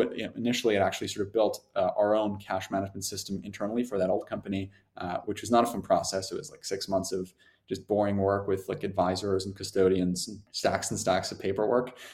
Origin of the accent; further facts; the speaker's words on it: Germany; moved away; I'm originally from Germany